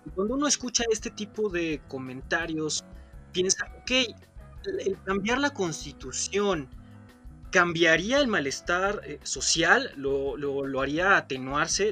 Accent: Mexico

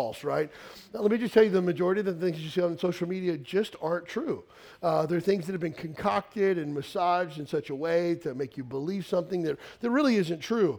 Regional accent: Western Kentucky, United States; I grew up in Western Kentucky, a small town of about 4,000 people, redneck town

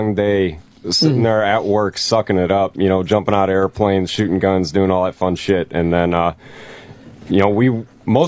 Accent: Buffalo, New York, United States; I'm from Buffalo

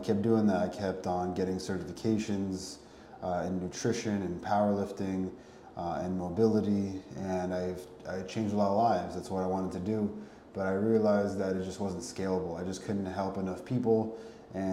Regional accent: Connecticut, United States; Ended up moving back to Connecticut, my hometown

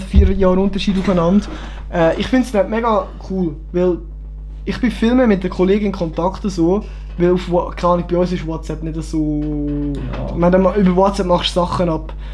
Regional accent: Kriens, Lucerne, Switzerland; mein Heimatort ist Krien, unser Heimatort ist Kriens, ich darf das. Luzern

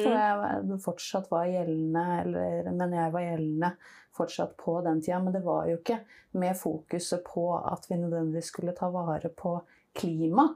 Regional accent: Nesodden, Akershus, Norway; Jeg er oppvokst eh, på Nesodden

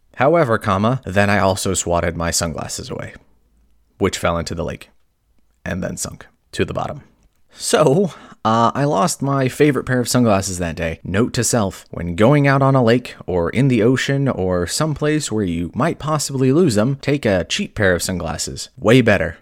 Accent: California, United States; also born or lived in Hawaii; growing up in California and Hawaii

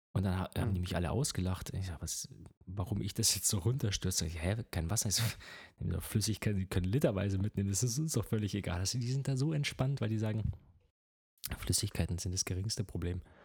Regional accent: Germany; als Deutscher

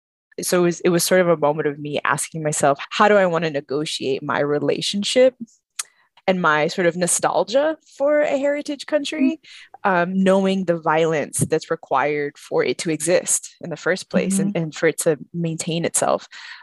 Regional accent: the South, United States; I feel like I have this conversation a lot with other folks who are born and raised in the South and stayed in the South

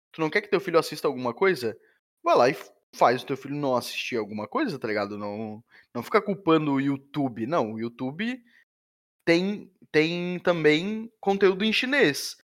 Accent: Brazil; É, talvez porque a gente é brasileiro

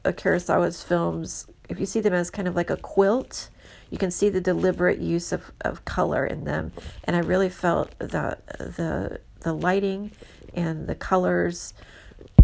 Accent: Houston, Texas, United States; moved away as an adult; now in San Francisco, United States; I'm from Houston, but I've been here for 15 years

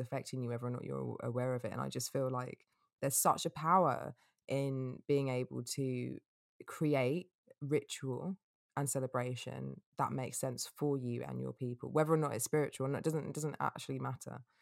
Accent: England, United Kingdom; being English

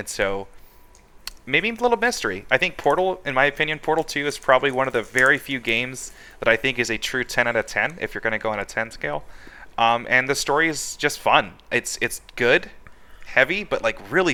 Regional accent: California, United States; also born or lived in Virginia; now in Arizona, United States; I was born in Virginia, raised in California, and then I ended up out in this horribly hot state

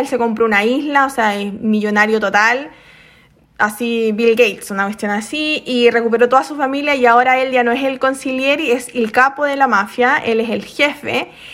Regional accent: Chile; now in South Korea; soy chilena.

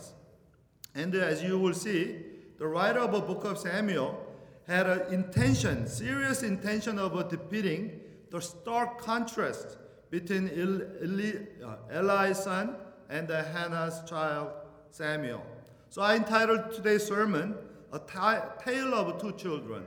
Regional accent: Venezuela; moved away; I'm from Venezuela

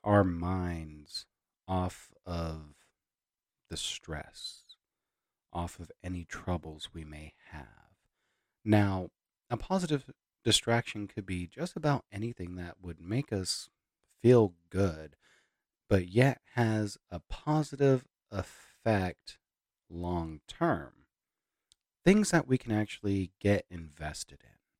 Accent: Hereford, Texas, United States; moved away; also born or lived in Amarillo; my hometown of Hereford

